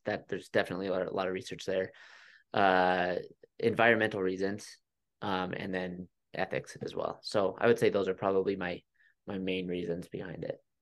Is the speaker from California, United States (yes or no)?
no; Utah, United States; also born or lived in Flagstaff, Arizona; last July we moved back to Utah. We're both from Utah